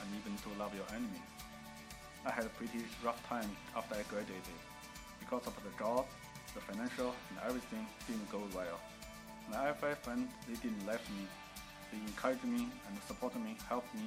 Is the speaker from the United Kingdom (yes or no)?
no; China; English is a second language; moved away as an adult; now in United States; I come from China. I grew up from a family without any religion background